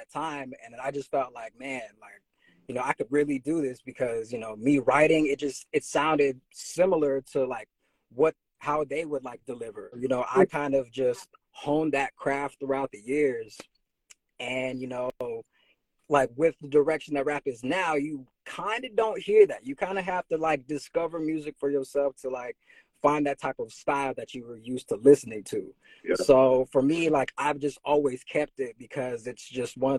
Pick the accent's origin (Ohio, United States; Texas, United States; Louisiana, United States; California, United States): California, United States; Fairfield; moved away as an adult; now in Oakland, United States; I'm originally from Fairfield.